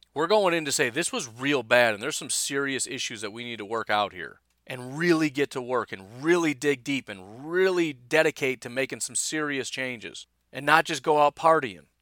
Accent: Illinois, United States; moved away; also born or lived in Kenosha; I grew up in Illinois

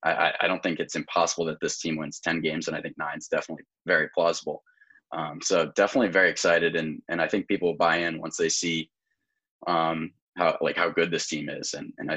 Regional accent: Massachusetts, United States; So I am from Massachusetts.

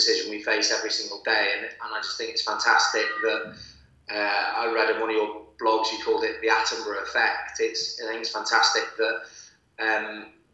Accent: Manchester, North West England, United Kingdom; I was brought up in Manchester, myself and my brothers

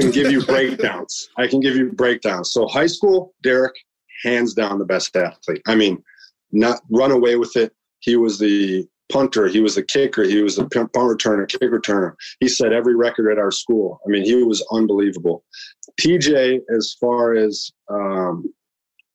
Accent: United States; I grew up eating Chicago hot dogs because we're not far from Chicago.

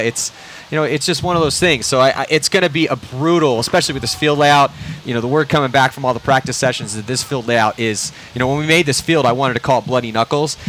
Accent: Southern California, United States; I'm from Southern California

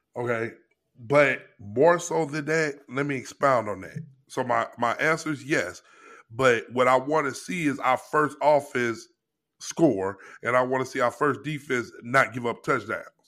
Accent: Missouri, United States; moved away; we're both from Missouri

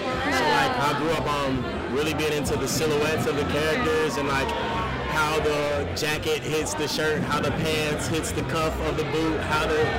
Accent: Louisiana, United States; also born or lived in Chicago / Kansas; I was born in Chicago. {S2} Okay. {S1} Yeah, Southside Chicago, 69 Jeffrey, you know what I mean? So from there, my mom joined the Army. We lived in Topeka, Kansas, Wichita, Kansas, Fort Riley, Kansas, Manhattan, Kansas, Kansas City. Then we moved to Louisiana.

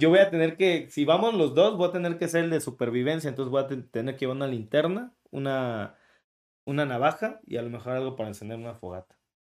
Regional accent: Tlacotalpan, Veracruz, Mexico; accent: jarocho; now in Veracruz, Mexico; yo soy de Tlacotalpan. Yo nací en Tlacotalpan

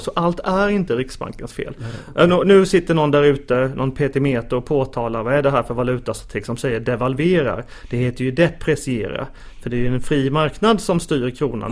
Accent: Småland, Sweden; now in Stockholm, Sweden; jag då som eh, ilsken smålänning. Eh, man försöker ta smålänningen ur mig men det verkar inte gå här i Stockholm

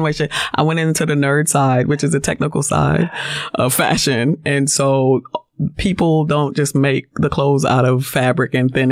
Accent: U.S. Virgin Islands; moved away; also born or lived in New York; I moved to New York and from the Virgin Islands, where I'm from.

